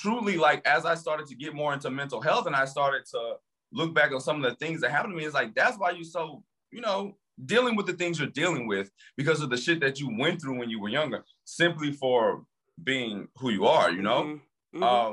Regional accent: Louisiana, United States; moved away as an adult; also born or lived in New York City; now in Washington, DC, United States; I'm from Louisiana, but I lived in New York City for the last 8 years and now I live in DC.

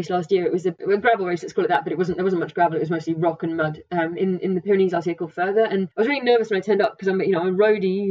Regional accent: Norfolk, East of England, United Kingdom; moved away; also born or lived in pre-Alps; I come from Norfolk, so there aren't very many mountains

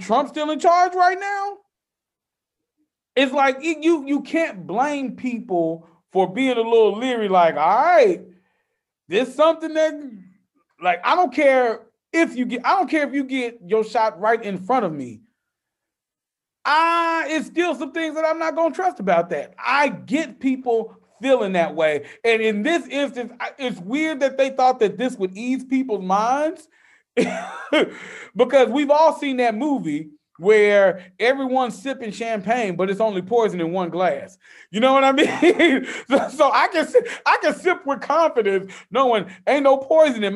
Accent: Memphis, Tennessee, United States; I don't even claim Tennessee. I claim Memphis.

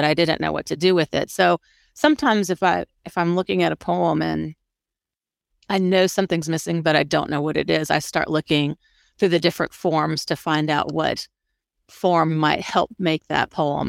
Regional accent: Florida, United States; I'm from Florida.

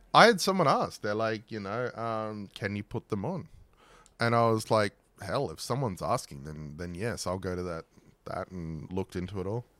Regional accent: Australia; I grew up in Australia

